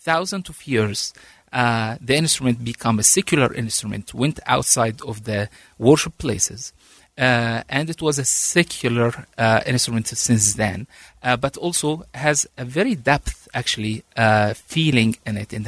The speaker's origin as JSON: {"language": "English", "country": "Egypt", "also_born_or_lived": "Washington, D.C., United States", "moved": "yes", "lives_now": "Utah, United States", "said": "I came from Egypt with a family"}